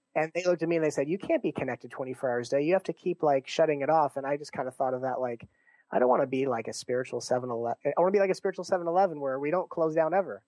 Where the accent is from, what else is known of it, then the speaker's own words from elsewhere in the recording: Torrance, California, United States; moved away as an adult; also born or lived in Santa Monica; now in Seattle, United States; I was raised in uh, Torrance